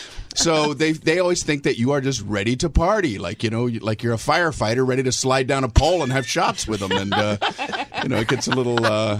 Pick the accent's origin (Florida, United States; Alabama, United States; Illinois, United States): Florida, United States; Miami; moved away as an adult; also born or lived in Tiffin, Ohio; I grew up in Miami, Florida.